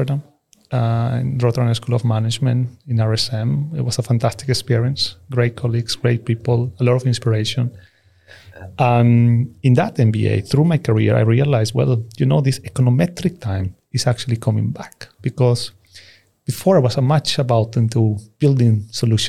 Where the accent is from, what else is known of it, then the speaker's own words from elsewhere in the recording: Peru; now in Stockholm, Sweden; I come from Peru. So I'm going to tell you a bit my story, how I ended up in Stockholm and Sweden.